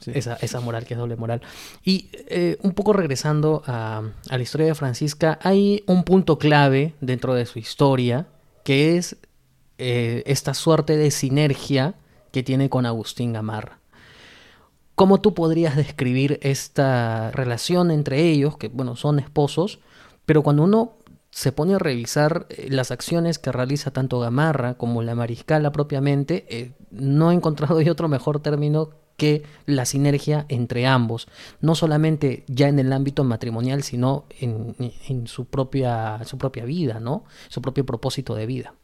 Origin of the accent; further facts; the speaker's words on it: Peru; para nosotros como peruanos